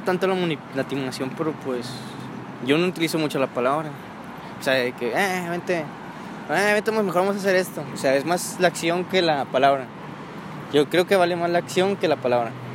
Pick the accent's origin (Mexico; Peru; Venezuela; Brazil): Mexico; Monterrey, Nuevo León; also born or lived in Mexico City; casi desde que llegué aquí a Monterrey. No. Ah. A los 9 años, más o menos.